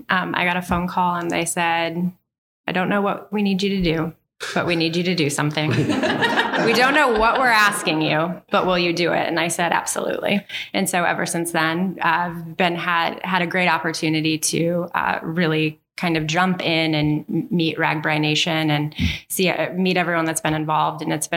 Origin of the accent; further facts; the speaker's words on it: Des Moines, Iowa, United States; moved away as an adult; also born or lived in Chicago; Yeah, I was born and raised in Iowa. Actually, grew up in Beaverdale. I graduated from Hoover High School. Went to University of Iowa for a couple years, and then moved to Chicago and lived in Chicago for about 10 years before I decided to move back.